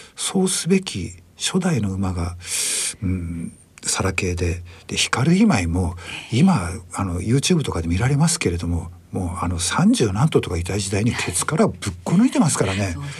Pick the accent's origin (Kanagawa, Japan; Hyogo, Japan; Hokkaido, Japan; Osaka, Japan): Hokkaido, Japan; 僕北海道出身でして